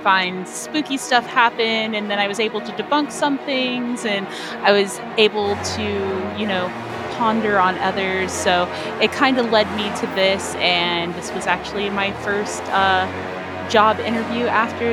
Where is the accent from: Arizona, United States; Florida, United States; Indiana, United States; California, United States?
Florida, United States; Orlando; I would always consider downtown Orlando and the Orlando area my home